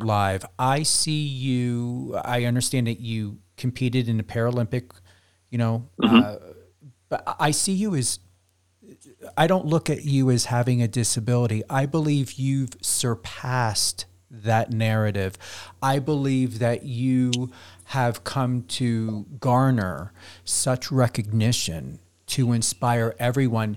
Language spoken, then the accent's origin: English; East Coast, United States; moved away; also born or lived in Las Vegas / Palm Springs; I'm from the East Coast